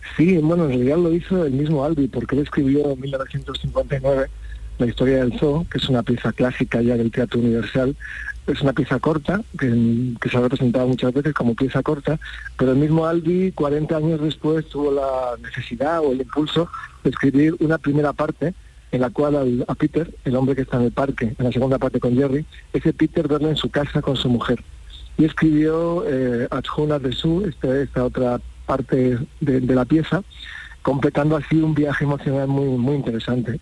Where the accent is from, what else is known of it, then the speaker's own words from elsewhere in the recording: Montilla, Andalusia, Spain; yo soy de Montilla